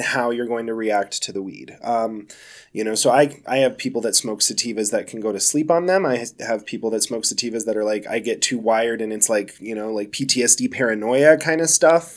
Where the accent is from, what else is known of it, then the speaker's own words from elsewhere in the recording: Denver, Colorado, United States; I am a native, yeah, Sweet. born and raised here in Colorado